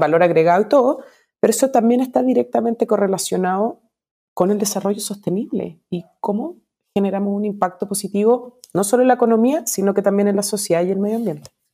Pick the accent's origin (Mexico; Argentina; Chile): Chile; como decimos en Chile